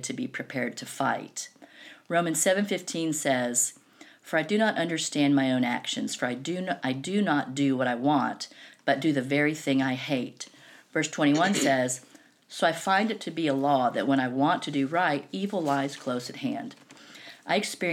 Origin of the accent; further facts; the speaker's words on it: the South, United States; also born or lived in Knoxville, Tennessee; I was born and raised in the South